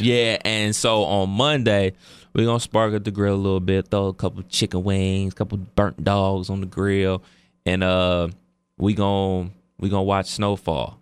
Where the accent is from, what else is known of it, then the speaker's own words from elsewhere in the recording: Cleveland Heights, Ohio, United States; me and my brother, uh, we went to the Rival High School, which is Cleveland Heights